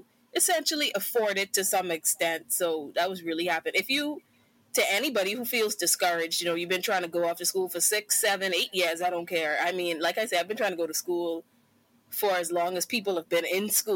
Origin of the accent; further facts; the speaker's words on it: Bahamas; moved away as an adult; now in Oklahoma, United States; I'm from the Bahamas, but I go to school in Oklahoma.